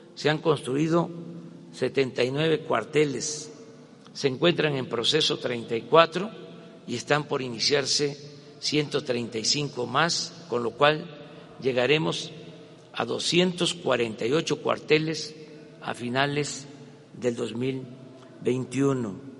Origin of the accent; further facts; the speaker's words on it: Mexico; Como muchos mexicanos